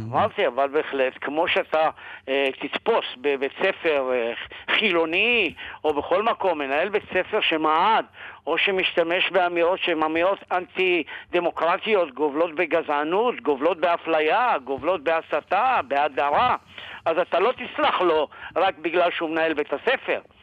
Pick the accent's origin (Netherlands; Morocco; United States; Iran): Morocco; also born or lived in Sderot, Israel; now in Israel; אני מאוד גאה בעובדה שנולדתי אה, במרוקו.